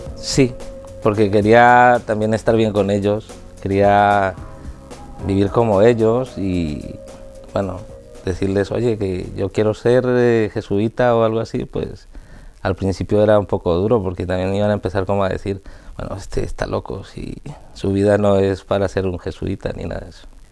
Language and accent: Spanish; Colombia; de Colombia